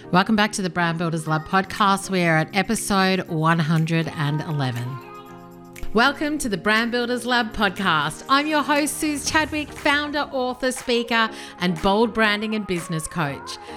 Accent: Australia; also born or lived in South Africa / Melbourne / United Kingdom; I was born in South Africa. My parents came to Australia when I was just two

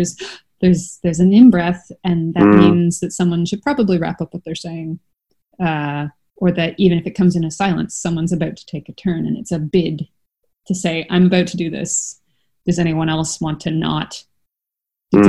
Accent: Canada; now in Europe; As you can tell from my accent, I'm from Canada.

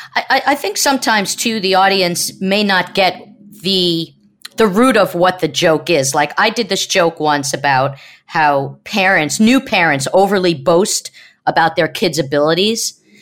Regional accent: New York, United States; Growing up in New York as a kid

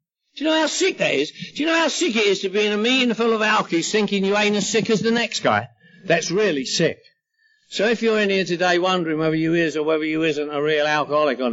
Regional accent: London, United Kingdom; now in Los Angeles, United States; I'm from London, England, living in Los Angeles

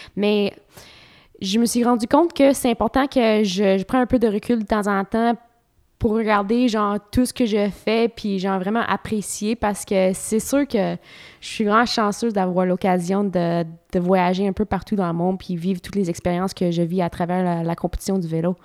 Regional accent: Ontario, Canada; moved away as an adult; also born or lived in Trois-Rivières, Quebec; j'étais assez nouvelle au Québec parce que j'ai grandi en Ontario

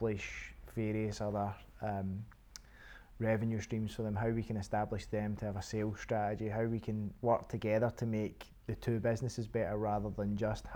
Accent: Airdrie, Scotland, United Kingdom; I am originally from Airdrie, which is just 30 miles from Edinburgh and 20 miles from Glasgow.

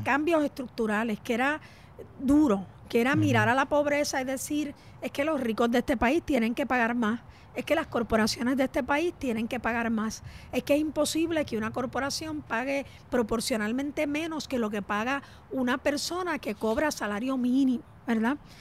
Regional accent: Puerto Rico

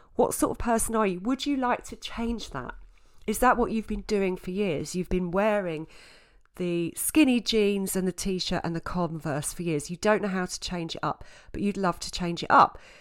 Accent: Southend-on-Sea, East of England, United Kingdom; also born or lived in Scotland; now in London, United Kingdom; I grew up in Essex, in South End in Essex.

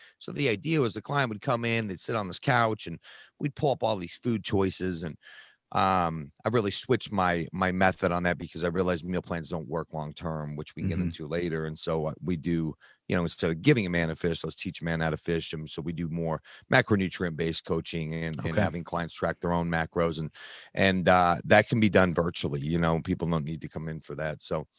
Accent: Utah, United States; I grew up in Utah, in the predominant religion here, which is Mormon.

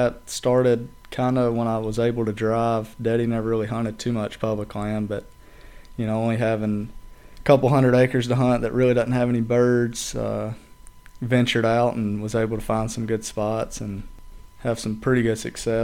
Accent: Edgemoor, South Carolina, United States; I'm from Chester County. I'm from Edgemore, actually, but Chester County, nobody knows where Edgemore is

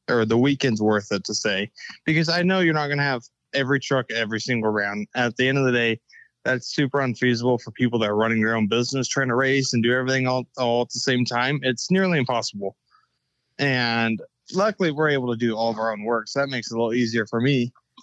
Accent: West Coast, United States; we're from the West Coast

